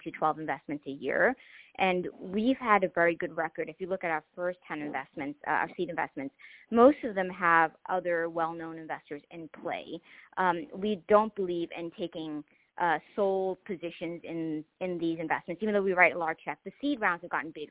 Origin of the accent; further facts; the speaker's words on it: Boston, Massachusetts, United States; also born or lived in Mozambique; I came over as a refugee. I grew up in the housing projects in Boston.